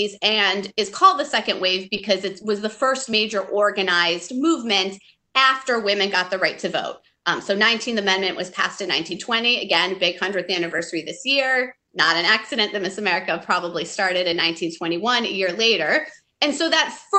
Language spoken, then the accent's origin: English; Michigan, United States; moved away as an adult; where I grew up in Michigan